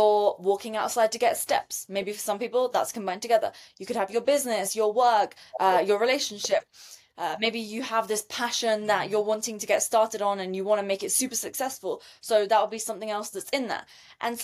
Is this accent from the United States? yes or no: no; United Kingdom; moved away; I'm British